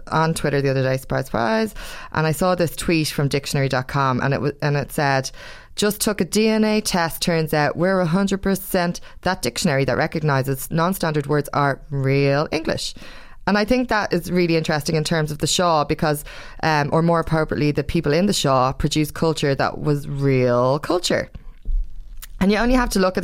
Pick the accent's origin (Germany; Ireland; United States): Ireland; as Irish people, we're lauded for our culture